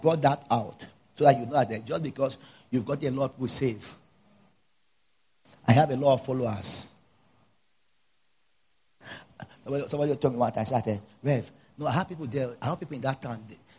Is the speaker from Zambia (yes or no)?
yes; Zambia; You know, I'm coming from Zambia.